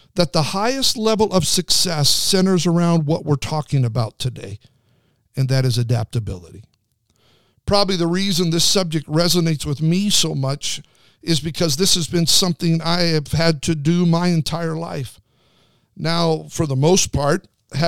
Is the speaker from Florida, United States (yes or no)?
no; Twin Falls, Idaho, United States; I grew up in Twin Falls, Idaho, outside of Twin Falls, Idaho